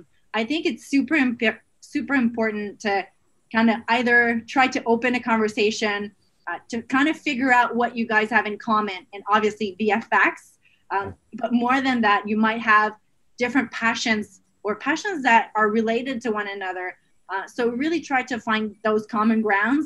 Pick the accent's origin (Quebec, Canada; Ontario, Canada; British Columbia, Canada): Quebec, Canada; Montreal; I'm from Montreal in Canada